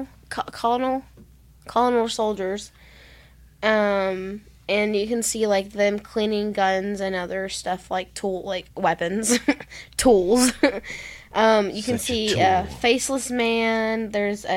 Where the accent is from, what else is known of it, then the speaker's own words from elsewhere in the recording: the South, United States; I talk so weird and I'm from the south